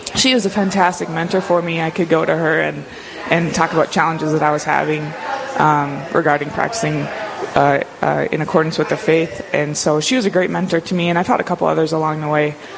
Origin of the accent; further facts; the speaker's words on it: Grafton, North Dakota, United States; also born or lived in Moorhead, Minnesota / Grand Forks, North Dakota; now in Dickinson, United States; I was born and raised in North Dakota. I'm a North Dakota girl, born and raised in Grafton, uh, which is about 40 miles north of Grand Forks